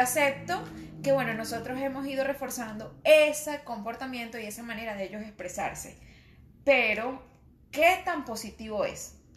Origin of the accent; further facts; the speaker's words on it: Tovar, Mérida, Venezuela; accent: andino; moved away; yo era andina, soy de Tobar, Estado Mérida, y cuando iba al colegio, obviamente era la única, la única morena